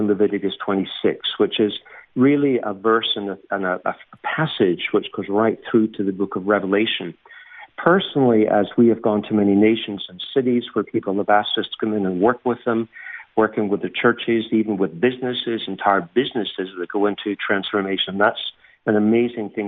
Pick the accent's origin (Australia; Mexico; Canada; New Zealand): Canada; accent: subtle blend of Scottish and Canadian; also born or lived in Scotland / England; I'm actually Scottish, but when I was young, we went to live in Canada when I was youngest member of the family, so I had no say on that matter, but grew up in the Canadian culture